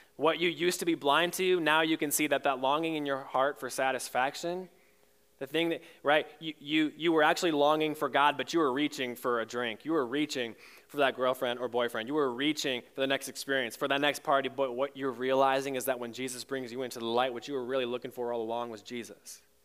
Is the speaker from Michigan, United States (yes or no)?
yes; Michigan, United States; moved away; I grew up in Michigan